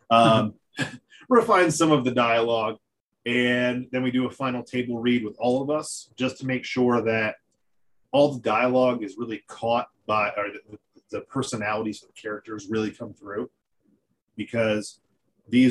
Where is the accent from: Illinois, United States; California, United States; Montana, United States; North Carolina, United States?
North Carolina, United States; I'm from North Carolina